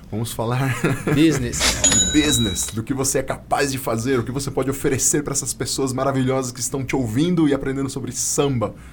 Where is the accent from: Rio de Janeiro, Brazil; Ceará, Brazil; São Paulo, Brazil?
São Paulo, Brazil; É, a gente é de São Paulo.